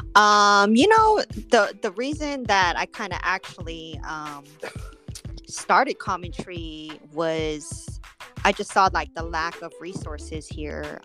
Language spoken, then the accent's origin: English; Oakland, California, United States; moved away as an adult; now in Las Vegas, United States; growing up was just being outside and and just living there in the bay area